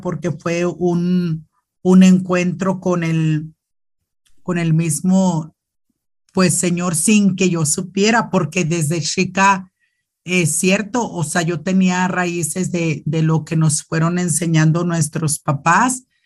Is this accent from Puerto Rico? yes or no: no; Loreto, Zacatecas, Mexico; also born or lived in León, Guanajuato; now in Nuevo Casas Grandes, Mexico; soy de Loreto, Zacatecas, un pueblito muy, muy bonito. Bueno, que puedo decir yo no, porque pues es mi pueblo